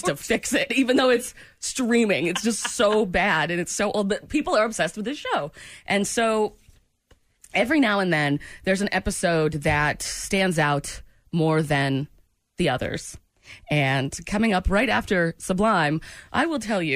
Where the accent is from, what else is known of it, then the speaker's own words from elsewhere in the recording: Pennsylvania, United States; I was born in Pennsylvania.